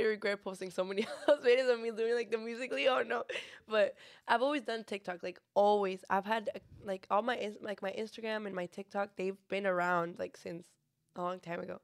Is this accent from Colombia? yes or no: no; Monterrey, Nuevo León, Mexico; now in San Antonio, United States; I was born in Monterrey, Nuevo León